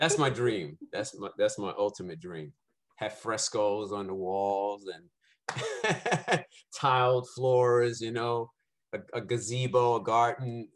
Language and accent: English; New York City, New York, United States; I born and raised in Brooklyn, Brownsville, East New York